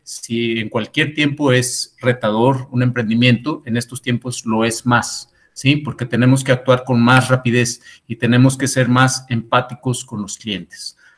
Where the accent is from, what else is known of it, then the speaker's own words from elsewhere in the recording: Mexico; nuestra economía mexicana